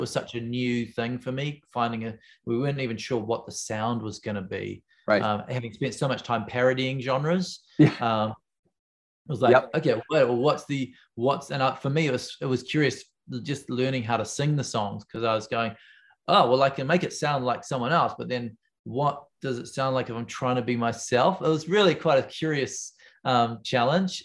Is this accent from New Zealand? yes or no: yes; Wellington, New Zealand; I come from Wellington, where everyone knows everyone.